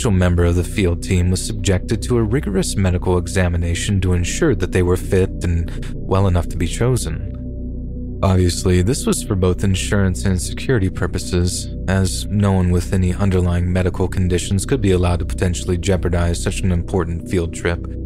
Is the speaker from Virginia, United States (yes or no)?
no; Kentucky, United States; my dad took me and my brother on a family camping trip to Mammoth Cave National Park in my home state of Kentucky.